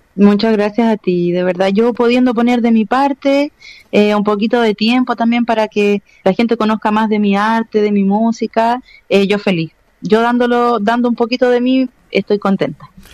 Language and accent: Spanish; Chile; yo soy una persona chilena también y la gente le cuesta mucho entender que soy chilena